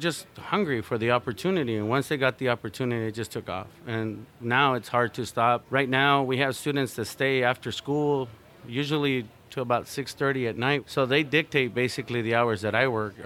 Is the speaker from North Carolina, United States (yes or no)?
no; Tucson, Arizona, United States; I come from Tucson, Arizona, in the area where we're at, and the south side of Tucson